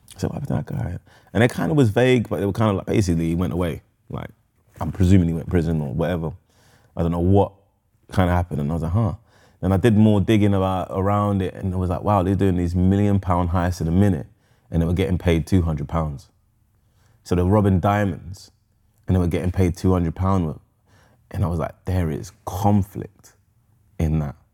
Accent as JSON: {"language": "English", "region": "London", "country": "United Kingdom", "tie": "born or raised there", "said": "I was born in Camden Town."}